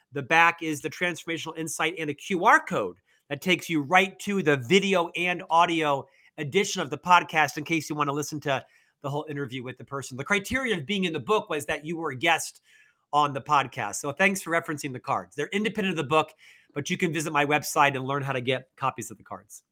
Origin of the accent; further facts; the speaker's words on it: Orlando, Florida, United States; moved away as an adult; also born or lived in Provo, Utah; now in Salt Lake City, United States; I'm from Florida originally, born and raised in Orlando, Florida